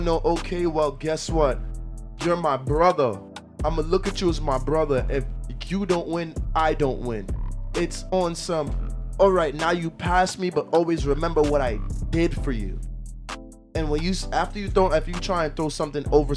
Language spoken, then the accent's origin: English; Jamaica; accent: Jamaican; moved away